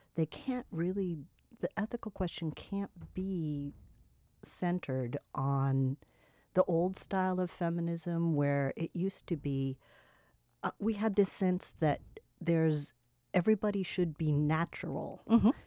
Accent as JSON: {"language": "English", "region": "California", "country": "United States", "tie": "born or raised there", "moved": "yes", "said": "I grew up with in California"}